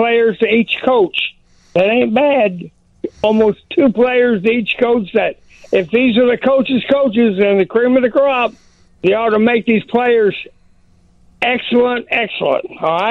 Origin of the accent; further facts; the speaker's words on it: Oklahoma, United States; moved away; I was from Oklahoma